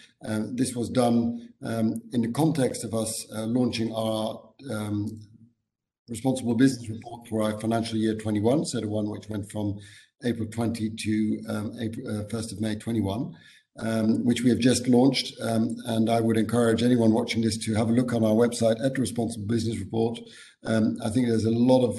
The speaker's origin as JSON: {"language": "English", "town": "Amsterdam", "region": "North Holland", "country": "Netherlands", "said": "I'm from the Netherlands, from Amsterdam, and I always say people are quite direct in Amsterdam"}